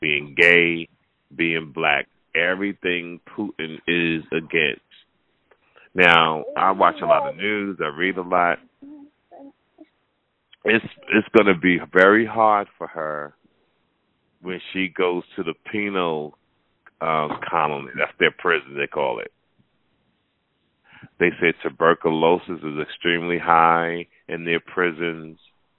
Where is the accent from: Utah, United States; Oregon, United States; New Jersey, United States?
New Jersey, United States; now in Las Vegas, United States; I'm from New Jersey.